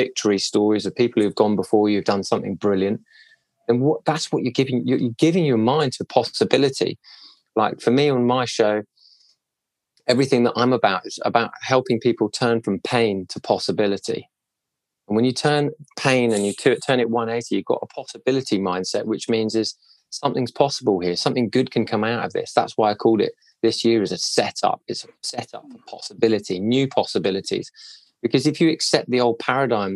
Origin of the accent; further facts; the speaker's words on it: Cobham, South East England, United Kingdom; I grew up in Cobham in Surrey